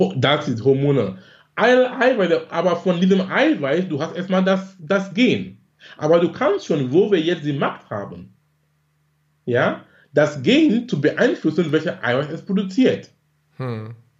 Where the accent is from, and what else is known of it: Cameroon; born or raised there; moved away as an adult; now in Germany